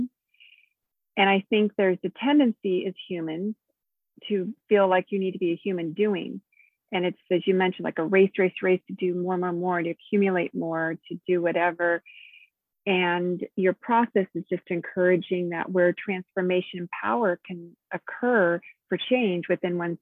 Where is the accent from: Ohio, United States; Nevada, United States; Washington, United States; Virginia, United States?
Nevada, United States; moved away; I'm from Nevada and I only knew my place and that's all I knew